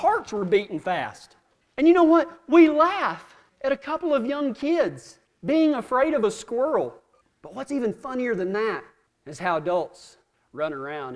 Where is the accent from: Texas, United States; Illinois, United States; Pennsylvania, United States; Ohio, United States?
Texas, United States; we're from Texas